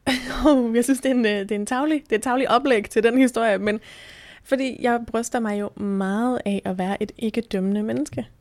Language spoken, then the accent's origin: Danish; Bornholm, Capital Region of Denmark, Denmark; now in Thy, Denmark; er født og opvokset på Bornholm